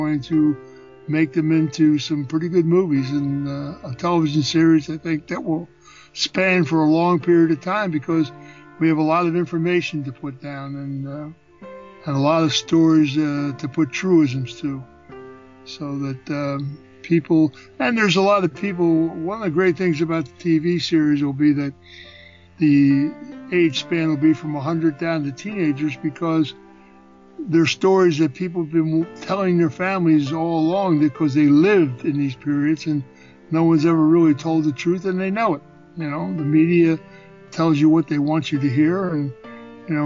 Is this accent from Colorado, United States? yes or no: no; Philadelphia, Pennsylvania, United States; I was born in Philadelphia